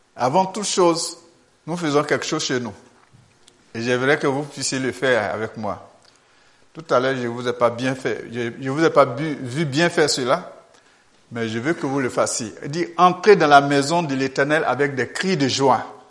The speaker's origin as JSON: {"language": "French", "country": "Côte d’Ivoire", "said": "Je viens de la Côte d'Ivoire."}